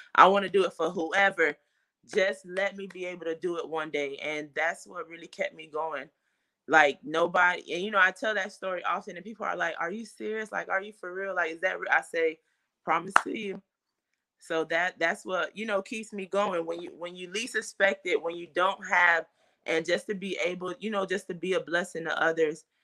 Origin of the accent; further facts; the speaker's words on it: Fort Lauderdale, Florida, United States; I am from Fort Lauderdale, Florida, born and raised.